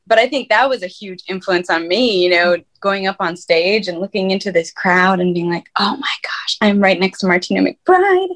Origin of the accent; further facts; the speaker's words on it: Minnesota, United States; moved away as an adult; also born or lived in Fargo, North Dakota; now in Nashville, United States; I'm originally from Fargo, North Dakota, and I grew up in Minnesota. And then I moved to Nashville, Tennessee about five years ago